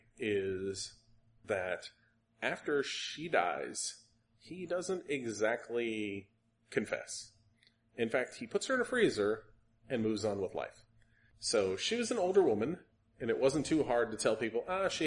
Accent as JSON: {"language": "English", "region": "the South", "country": "United States", "said": "being a Southerner myself"}